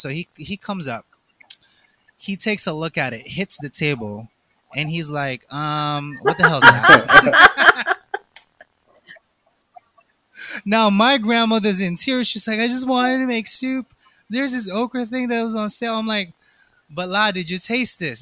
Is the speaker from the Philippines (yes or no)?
yes; Philippines; I'm, I'm Asian, two, I'm Filipino